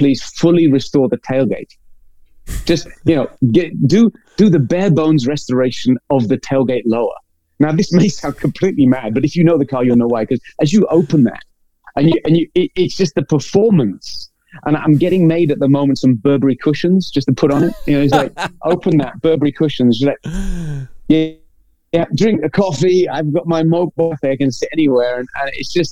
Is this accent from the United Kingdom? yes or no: yes; England, United Kingdom; I'm English